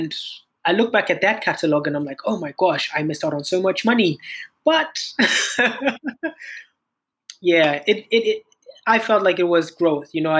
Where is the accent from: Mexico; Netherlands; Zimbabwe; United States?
Zimbabwe; moved away as an adult; also born or lived in South Africa; I'm a singer-songwriter from Zimbabwe. Born and raised in Zimbabwe, pretty much.